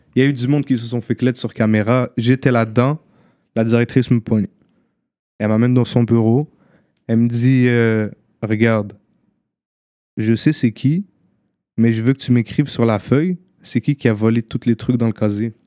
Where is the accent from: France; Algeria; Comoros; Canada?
Canada; Montreal, Quebec; also born or lived in Morocco; j'habite à Montréal-Nord, j'ai habité presque toute ma vie à Montréal-Nord